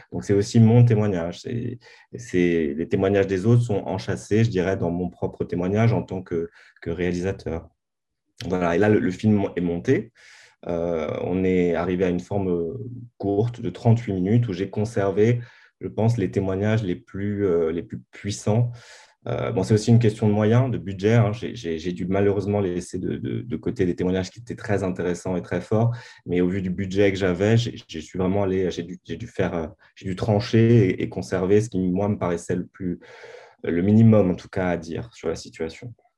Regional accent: Bastia, Corsica, France; moved away as an adult; je suis né, et j'ai grandi à Bastia

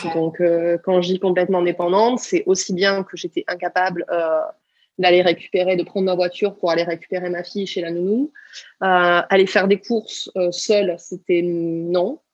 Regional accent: small village in the Pyrenees, south-west France, France; also born or lived in Toulouse; je suis du sud-ouest de la France et quand j'ai eu du coup 17 ans, je suis venue faire mes études à Toulouse. Et je venais d'un petit village des Pyrénées de 120 euh, habitants

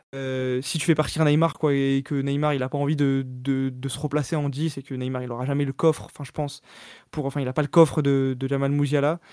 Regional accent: Île-de-France, France; also born or lived in Paris; je suis né à Paris, j'ai grandi en Ile-de-France

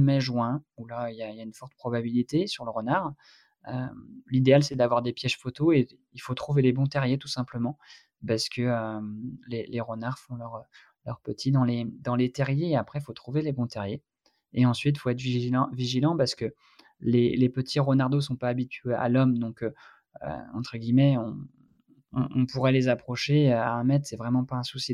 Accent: Brittany, France; par chez moi en Bretagne

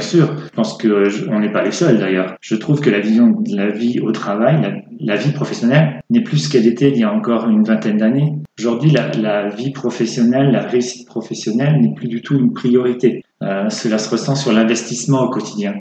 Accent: France; moved away as an adult; also born or lived in England / Moscow, Russia; passer de l'anglais au russe quand on est français

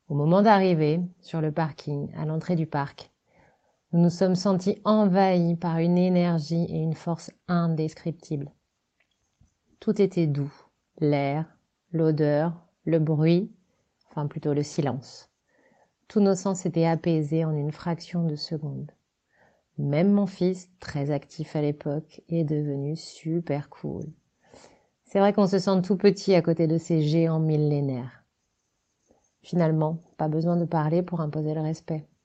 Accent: Centre-Val de Loire, France; now in Paris, France; je suis décoratrice et scénographe, je suis native du Loiret, j'ai grandi dans les forêts de Sologne et j'habite entre Paris et ma résidence secondaire dans les bois dans le 91.

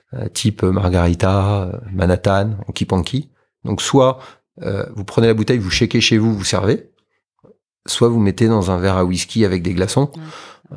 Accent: France; on est français

